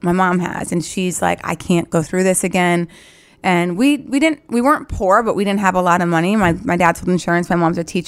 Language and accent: English; North Dakota, United States; moved away as an adult; also born or lived in Philadelphia; is where I grew up